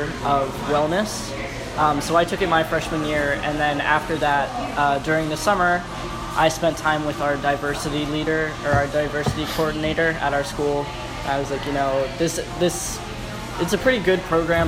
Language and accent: English; Centreville, Maryland, United States; also born or lived in Colorado; I'm from Centerville, Maryland.